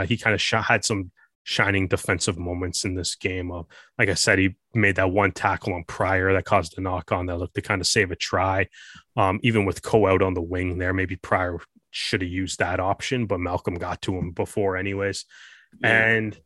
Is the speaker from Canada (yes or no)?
yes; Canada; myself growing up in Canada